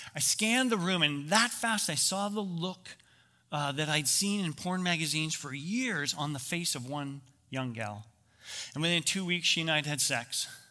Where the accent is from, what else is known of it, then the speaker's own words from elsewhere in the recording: Canada; I grew up in Canada